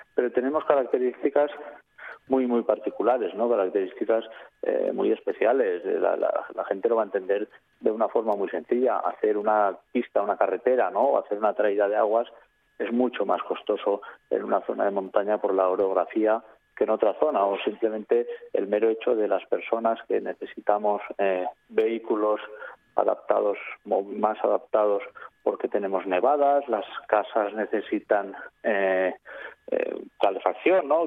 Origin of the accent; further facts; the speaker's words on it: Aragonese Pyrenees, Spain; mi zona, que soy del, del Pirineo Aragonés